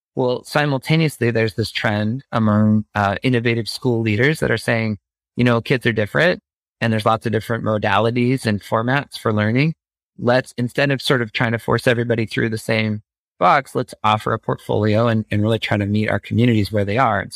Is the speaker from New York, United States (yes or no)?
no; Phoenix suburbs, Arizona, United States; growing up in the Phoenix suburbs